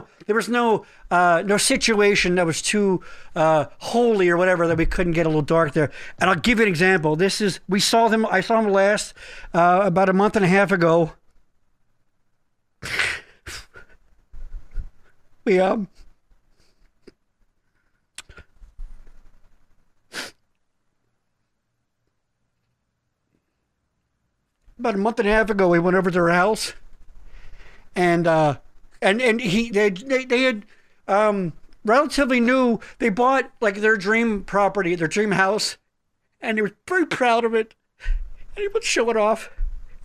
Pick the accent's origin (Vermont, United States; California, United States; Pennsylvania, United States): Pennsylvania, United States; Boyertown; I grew up in Boyertown.